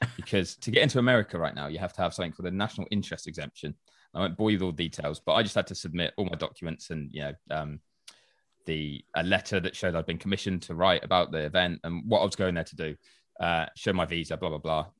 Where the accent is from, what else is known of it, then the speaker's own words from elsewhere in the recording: United Kingdom; I'm British